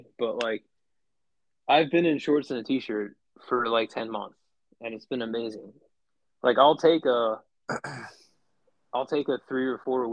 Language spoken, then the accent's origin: English; East Coast, Mid-Atlantic, United States; growing up in the States, especially on the East Coast, like mid-Atlantic